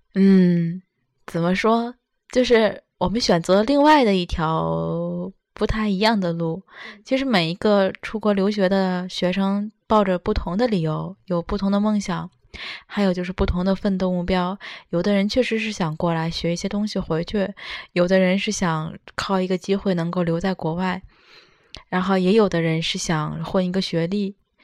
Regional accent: Tianjin, China; moved away as an adult; also born or lived in Tokyo, Japan; now in Shizuoka, Japan; 我们都是来自于天津，天津本身就算，也算是，呃，怎么说都是直辖市之一，也是相当繁华。虽然不像东京那样的一个快节奏，也不像北京和上海，但是它毕竟也是个大都市

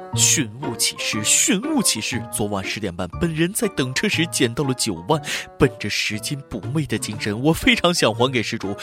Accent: China; 我们大陆人

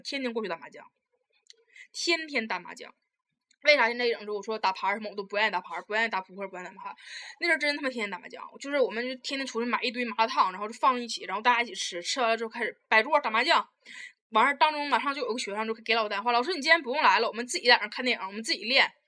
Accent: Taiwan; 我是来自台湾的

